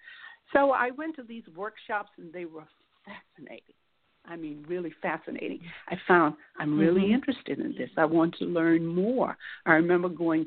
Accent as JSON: {"language": "English", "town": "Miami", "region": "Florida", "country": "United States", "said": "I'm from Miami"}